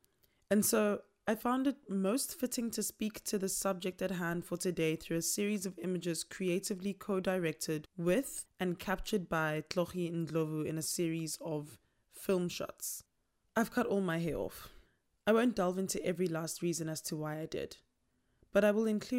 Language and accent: English; South Africa; first language Tsonga; English is a second language; My mother tongue is Xitsonga, and still to this day, I find a huge struggle in finding how my people innovatively built houses